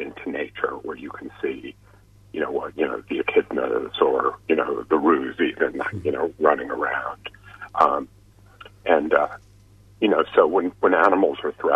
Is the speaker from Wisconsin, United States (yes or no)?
no; New York, United States; I'm a New Yorker